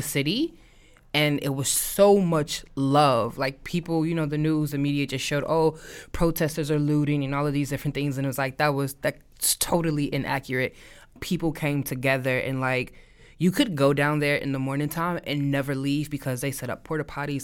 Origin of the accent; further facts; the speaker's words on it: St. Louis, Missouri, United States; moved away; I am from Saint Louis, Missouri